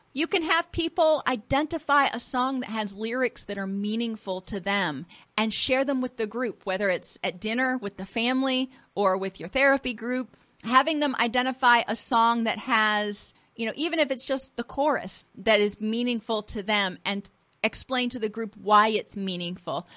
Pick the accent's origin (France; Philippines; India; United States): United States; Florida; I grew up in Florida and I grew up on the water.